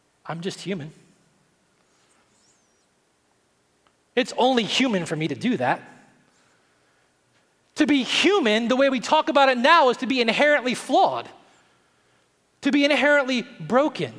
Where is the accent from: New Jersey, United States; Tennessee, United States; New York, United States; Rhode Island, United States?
Tennessee, United States; I'm from Tennessee